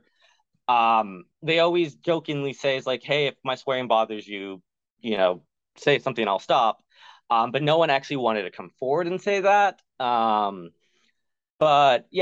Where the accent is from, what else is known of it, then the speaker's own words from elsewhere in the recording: the South, United States; growing up in the South as a queer person